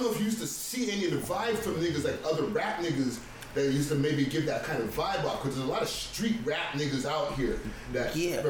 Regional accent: Montreal, Quebec, Canada; now in Toronto, Canada; because I'm a Toronto nigga. I'm an import because I'm from Montreal, but I'm a Toronto nigga.

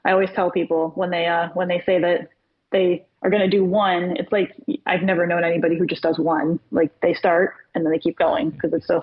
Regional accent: Florida, United States; moved away as an adult; now in Virginia, United States; I've been talking about leaving Florida since I was 15. I hate Florida. I don't like living there. I haven't ever, but again, always was too scared to, like, you know, jump out of that comfort zone, 'cause that was all I ever knew. My family was there.

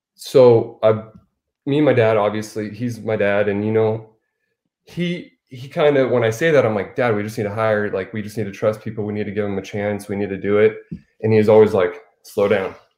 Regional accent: Arizona, United States

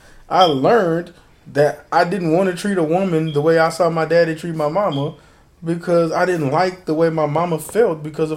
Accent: Homestead, United States; You don't know what I'll do to you. I'm from Homestead.

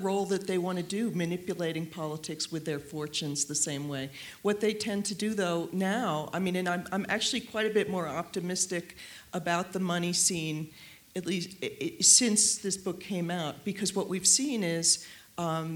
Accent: New York City, New York, United States; also born or lived in Washington; I'm a New Yorker

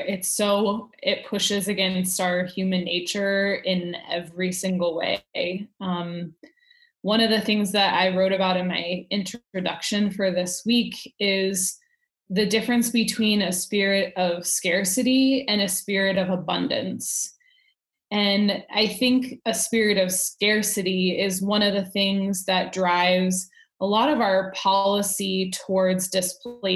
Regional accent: United States; as an American citizen

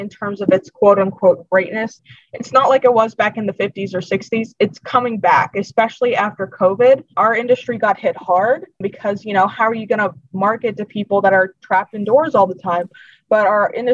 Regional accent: Youngstown, Ohio, United States; I'm from Youngstown

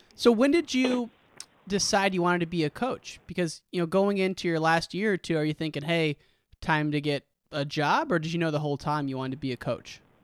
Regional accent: Western Illinois, United States; I grew up in Western Illinois, an hour from University of Iowa

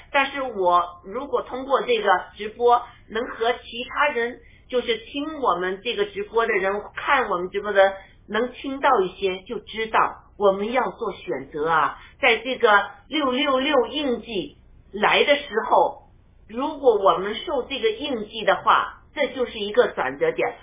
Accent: China; moved away; 我已经给中共洗脑洗了这么久

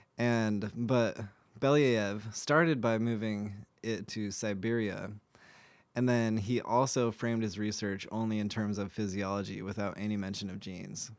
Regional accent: United States; as an American

